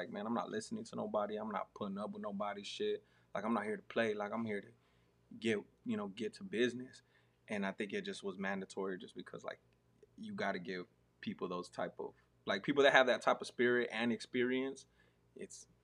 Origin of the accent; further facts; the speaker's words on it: Arizona, United States; now in Texas, United States; me growing up in Arizona